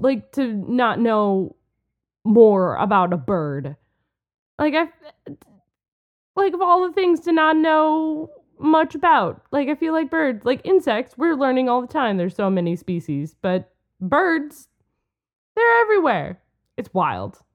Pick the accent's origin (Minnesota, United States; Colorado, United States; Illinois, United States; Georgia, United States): Minnesota, United States; We're from Minnesota. We're in Minnesota